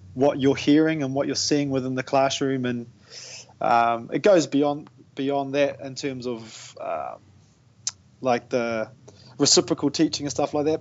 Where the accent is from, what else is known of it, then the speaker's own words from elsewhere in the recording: Tauranga, Bay of Plenty, New Zealand; now in Whakatane, New Zealand; I was actually born and raised in Tauranga, but I left there in 1999